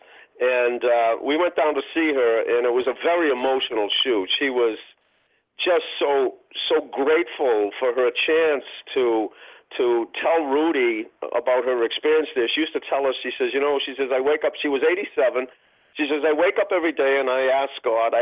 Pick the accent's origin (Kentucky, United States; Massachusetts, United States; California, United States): Massachusetts, United States; Boston; a kid, a white kid growing up in Roxbury